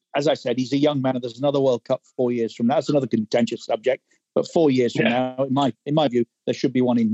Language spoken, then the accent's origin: English; England, United Kingdom; as an Englishman